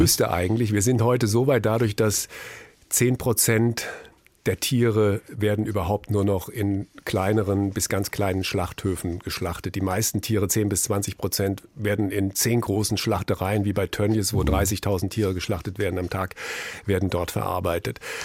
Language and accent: German; Frankfurt am Main, Hesse, Germany; Wir sind aufgewachsen in einer äh, Straße, Brüningstraße in Frankfurt Höchst